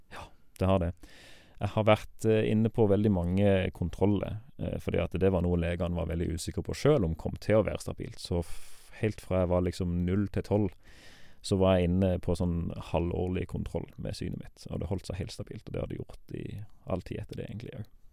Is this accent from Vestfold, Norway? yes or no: no; Farsund, Agder, Norway; Jeg er 35 år gammel. Eh, jeg kommer fra Farsund